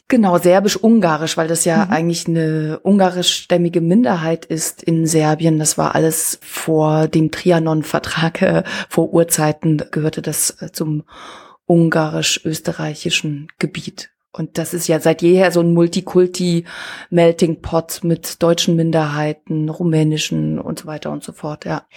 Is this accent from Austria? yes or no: no; Switzerland; now in Rostock, Germany; Ich komme ja aus der Schweiz